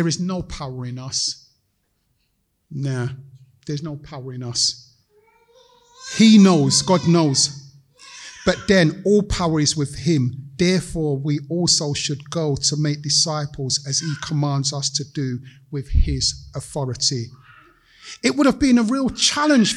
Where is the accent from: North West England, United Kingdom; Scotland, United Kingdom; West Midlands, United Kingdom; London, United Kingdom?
London, United Kingdom; I'm a Londoner, grown up here